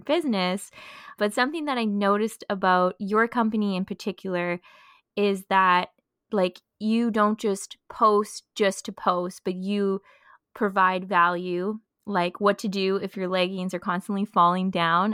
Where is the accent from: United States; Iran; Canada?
Canada; Thunder Bay, Ontario; moved away as an adult; now in Montreal, Canada; I'm also from Thunder Bay